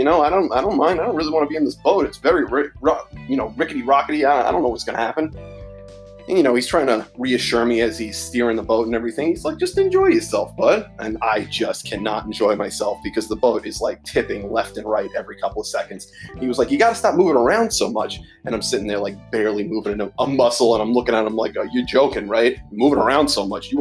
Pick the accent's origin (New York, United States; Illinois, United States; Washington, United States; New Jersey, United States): New York, United States; growing up in New York as a kid